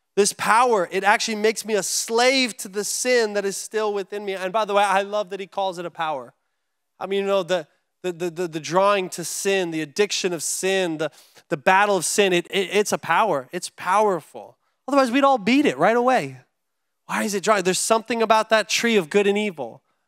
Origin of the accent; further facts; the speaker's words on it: United States; as an American living in America